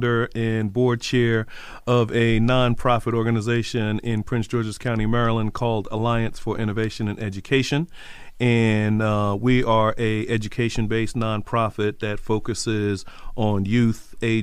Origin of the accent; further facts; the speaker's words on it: Trinidad & Tobago; moved away; I'm originally from Trinidad, from the Caribbean